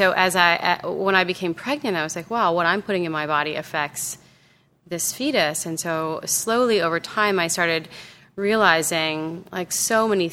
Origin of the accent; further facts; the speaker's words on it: Southern California, United States; growing up in Southern California